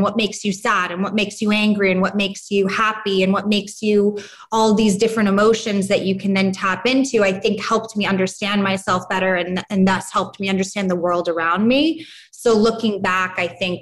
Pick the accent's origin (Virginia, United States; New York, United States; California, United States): New York, United States; New York City; moved away as an adult; now in Los Angeles, United States; growing up in New York and being a teenager in New York